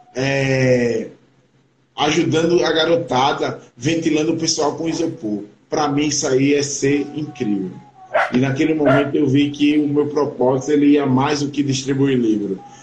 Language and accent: Portuguese; Brazil; eu sou Juquerense, Juquerense